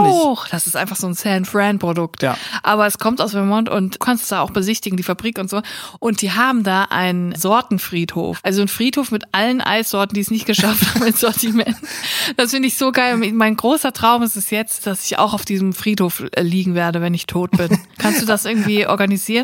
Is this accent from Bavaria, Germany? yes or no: no; Netphen, North Rhine-Westphalia, Germany; born or raised there; also born or lived in Kreuztal / Siegen